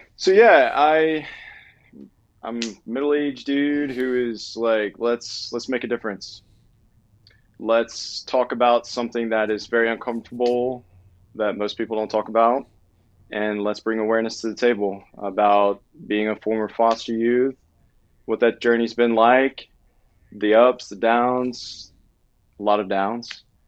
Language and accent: English; Southwest Louisiana, United States; moved away; I'm from Southwest Louisiana